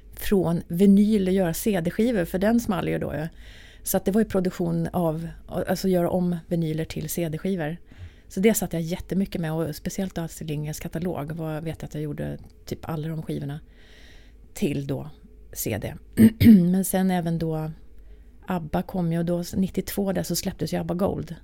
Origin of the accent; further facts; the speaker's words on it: Arvika, Värmland, Sweden; moved away as an adult; now in Stockholm, Sweden; när jag bodde då i Arvika, där jag kommer ifrån